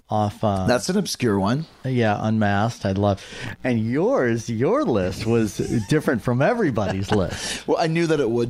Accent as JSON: {"language": "English", "town": "Detroit", "region": "Michigan", "country": "United States", "tie": "born or raised there", "said": "Detroit. Okay, so that's the, the, the, the, mecca for …"}